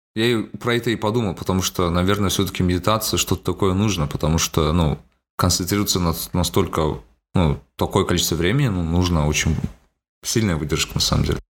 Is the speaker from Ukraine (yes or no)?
no; Almaty, Kazakhstan; я говорю из Алматы